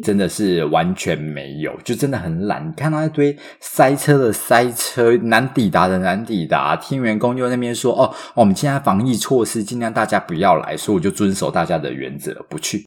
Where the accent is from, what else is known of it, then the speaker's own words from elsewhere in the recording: Taiwan; 我是土生土长没离开过亚洲，超 local 的秋歪